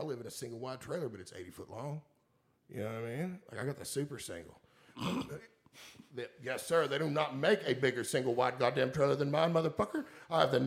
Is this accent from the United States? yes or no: yes; Woodford County, Kentucky, United States; growing up in Woodford County